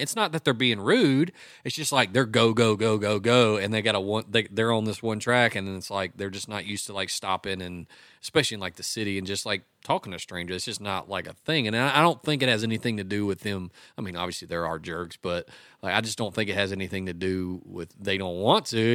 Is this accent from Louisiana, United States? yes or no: yes; West Monroe, Louisiana, United States; now in Nashville, United States; I grew up in West Monroe, which is across the river.